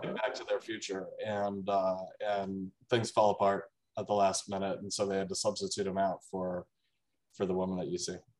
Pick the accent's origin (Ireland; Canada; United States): United States; Washington, District of Columbia; I'm from Washington D.C., so I grew up like seeing this thing in the gift shop at the Air and Space Museum.